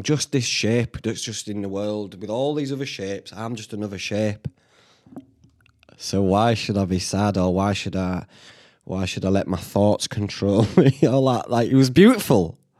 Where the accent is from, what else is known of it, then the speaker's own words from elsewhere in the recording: Yorkshire and the Humber, United Kingdom; I am a Yorkshireman.